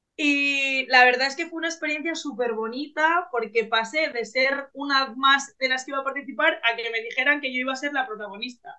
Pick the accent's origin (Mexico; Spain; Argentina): Spain; Bilbao, Basque Country; yo soy de Bilbao, del norte de España, y represento a Vizcaya